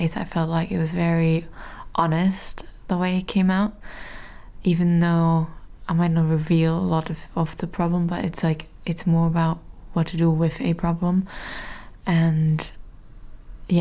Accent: Germany; now in London, United Kingdom; I'm from Germany and live now in the UK in London

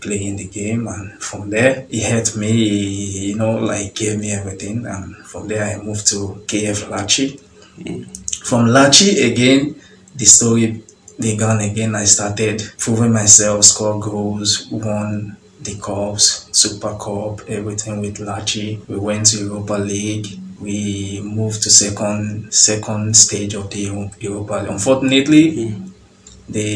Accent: Lagos, Nigeria; moved away as an adult; also born or lived in Agege / Surulere; now in Gabala, Azerbaijan; I was born in Mushin. Grew up in Mushin, and although I lived in Agege also, I lived in Agege. Later, my family, they packed to Surulere

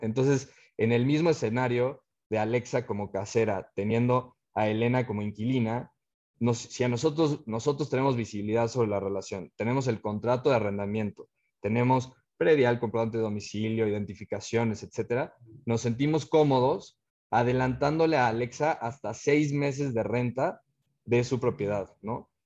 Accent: Cuernavaca, Morelos, Mexico; moved away as an adult; also born or lived in Mexico City / Germany / United States; nosotros somos de, de Cuernavaca

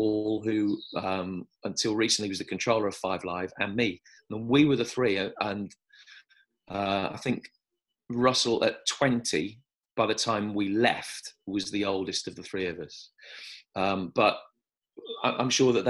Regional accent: Birmingham, West Midlands, United Kingdom; moved away; also born or lived in South West England; I was brought up in Birmingham

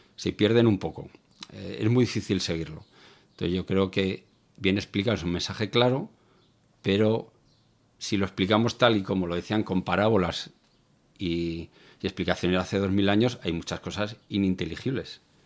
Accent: Zaragoza, Aragon, Spain; moved away as an adult; now in Algeciras, Spain; Yo soy del norte, de Zaragoza, pero llevo más de 20 años viviendo en el sur, en Algeciras

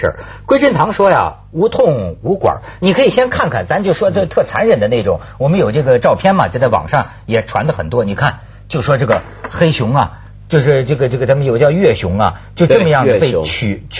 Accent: China; 而且人均生命年龄好像不比我们中国人低

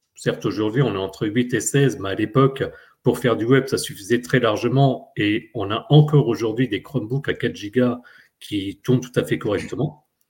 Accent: France; chez nous en France

